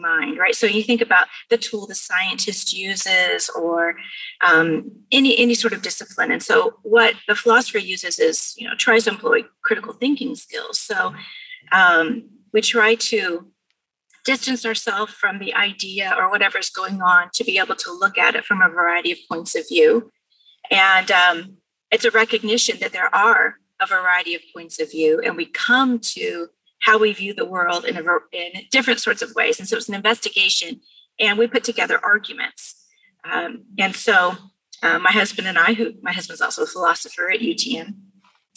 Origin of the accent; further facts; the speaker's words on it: Bakersfield, California, United States; also born or lived in Pasadena, California; I grew up in Bakersfield